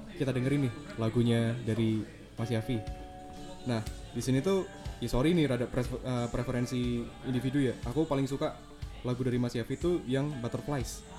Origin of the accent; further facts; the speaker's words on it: Java, Indonesia; accent: medok (Javanese); aku yo medok.